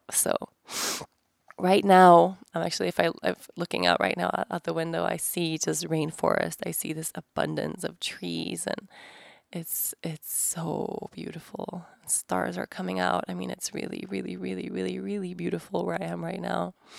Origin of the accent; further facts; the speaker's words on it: Sweden; moved away; my home country, Sweden